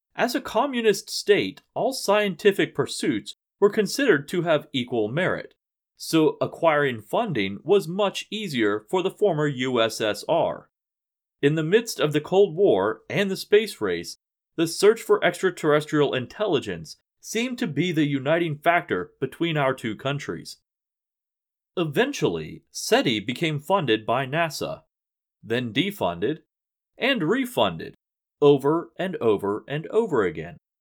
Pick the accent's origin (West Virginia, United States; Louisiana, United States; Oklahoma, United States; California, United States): West Virginia, United States; my home state of West Virginia